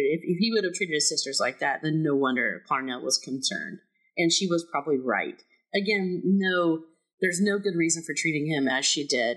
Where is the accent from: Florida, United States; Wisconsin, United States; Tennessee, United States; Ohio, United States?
Florida, United States; I'm from Florida